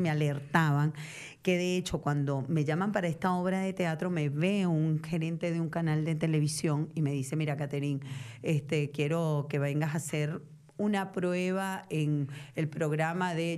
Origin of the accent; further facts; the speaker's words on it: Venezuela; accent: Venezuelan; moved away as an adult; now in Argentina; siendo venezolana, con acento venezolano